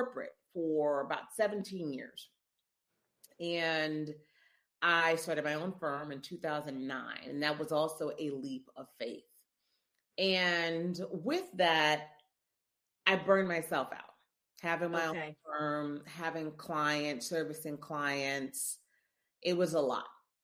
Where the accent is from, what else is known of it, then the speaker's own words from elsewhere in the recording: Memphis, Tennessee, United States; moved away as an adult; also born or lived in Missouri / Chicago / New York; now in New Orleans, United States; I'm from Memphis, born and raised in Memphis, Tennessee.